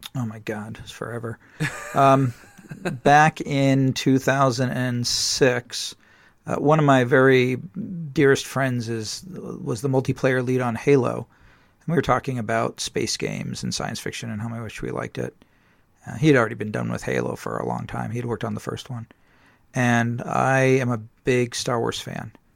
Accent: San Diego, California, United States; I grew up in San Diego

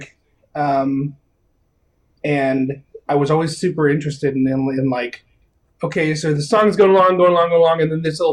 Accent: Phoenix, Arizona, United States; now in Seattle, United States; I'm from Phoenix

